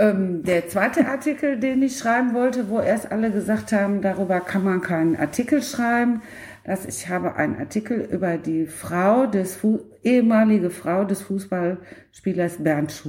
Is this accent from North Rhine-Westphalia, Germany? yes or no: yes; Cologne, North Rhine-Westphalia, Germany; und da muss ich als Kölnerin sagen, äh, Köln kommt dabei nicht so ganz gut weg.